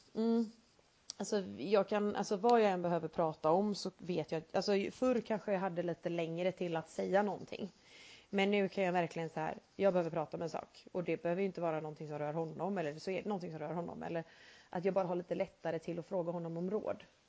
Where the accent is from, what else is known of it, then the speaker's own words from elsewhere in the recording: Sweden; vi är svenskar